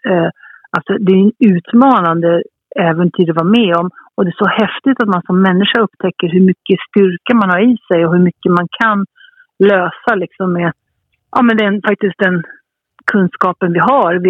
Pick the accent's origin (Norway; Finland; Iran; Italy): Italy; Jag tror att är man halvitalienska som jag är och uppvuxen i Italien så har man blivit, har man blivit kär i, i goda råvaror